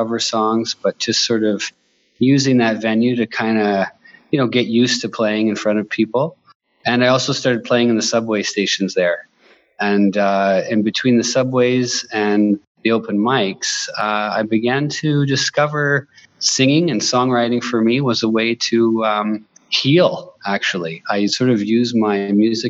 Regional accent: Bancroft, Ontario, Canada; moved away as an adult; now in Inuvik, Canada; I'm from Bancroft

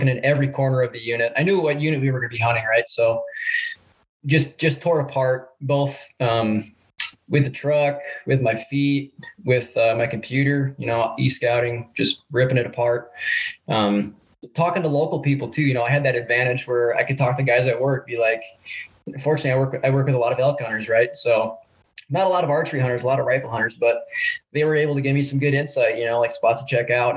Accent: Wisconsin Rapids, Wisconsin, United States; moved away as an adult; also born or lived in Stevens Point, Wisconsin; now in North Idaho, United States; I grew up in Wisconsin Rapids

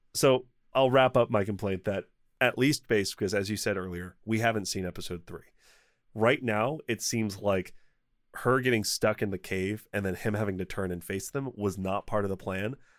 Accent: United States; I'm American

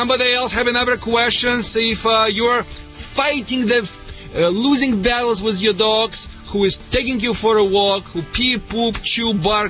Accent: Russia; English is a second language; now in United States; Sorry for my accent. I think it's a Michigan accent. It's so contagious here in Michigan. You know, I came in Russia directly to the Michigan.

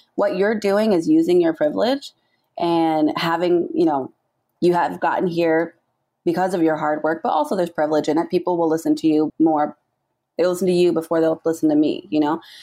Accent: Southern California, United States; I am born and raised in Southern California

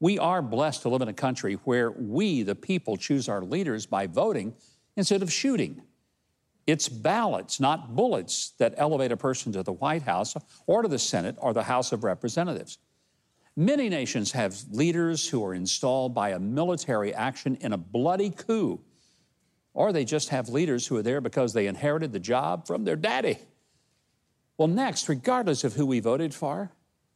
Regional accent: United States; I was born in America

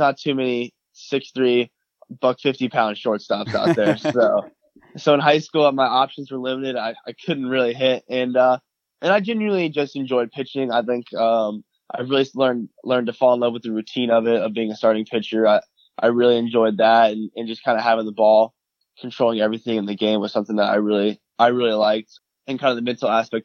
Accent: Charlotte, North Carolina, United States; moved away as an adult; also born or lived in Florida; I'm from North Carolina. My dad and my mom met at UNC Charlotte. So my dad played baseball there, and that's where I grew up, with Charlotte, North Carolina

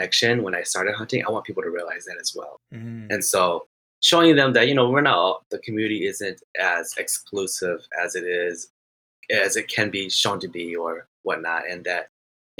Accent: Minnesota, United States; I am from Minnesota.

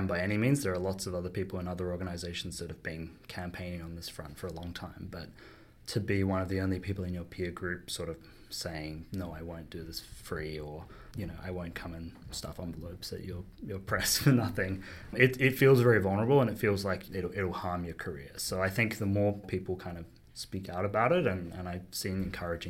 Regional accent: Australia; moved away as an adult; also born or lived in United Kingdom / London; now in Toronto, Canada; I moved over to the UK from Australia, where I'm from originally, you might hear from my accent

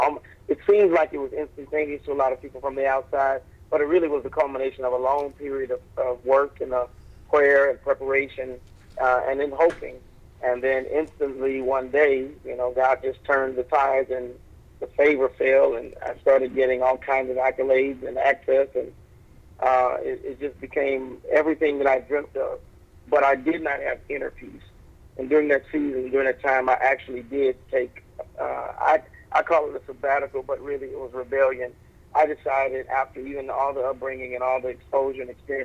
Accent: Arkansas, United States; moved away as an adult; also born or lived in Oklahoma / Little Rock, Arkansas; now in Chicago, United States; I grew up in Oklahoma and Arkansas. I was born in Little Rock, and my father and mother moved to Oklahoma for a short period of time. So I was there for a short season, and then we moved back to Arkansas when maybe I was 13 years old

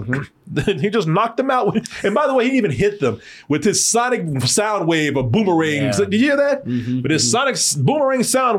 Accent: Waco, Texas, United States; I grew up in Waco.

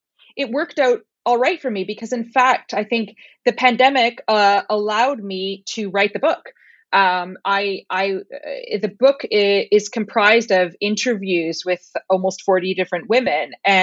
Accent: Ottawa, Ontario, Canada; now in Iceland; Yeah, I'm born and raised in Ottawa, or just outside of Ottawa.

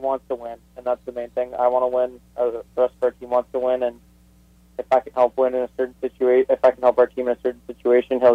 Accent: Thunder Bay, Ontario, Canada; growing up in Thunder Bay, it's, like you said, a lot of rinks, a lot of hockey trips

